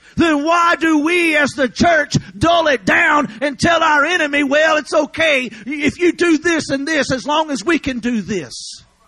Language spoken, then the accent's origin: English; Louisiana, United States; I'm from Louisiana